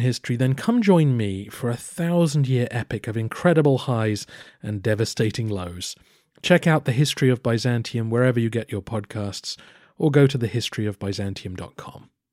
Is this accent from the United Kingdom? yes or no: yes; England, United Kingdom; I am also an Englishman